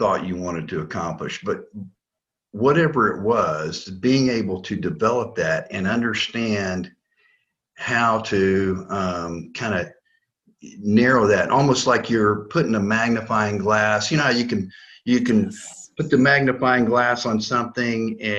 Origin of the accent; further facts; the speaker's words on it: Florida, United States; moved away as an adult; also born or lived in Alaska; now in North Carolina, United States; growing up in Florida